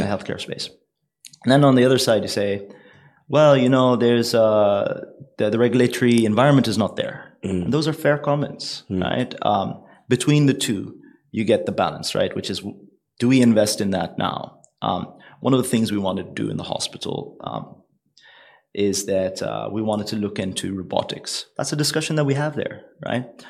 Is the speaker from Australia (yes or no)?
no; United Arab Emirates; It's a old trading family from the UAE